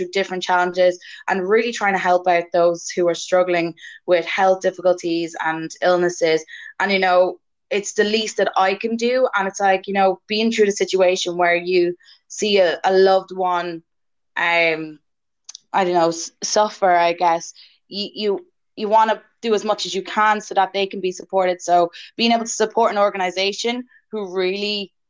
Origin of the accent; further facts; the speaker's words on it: Wexford, Leinster, Ireland; I'm from Wexford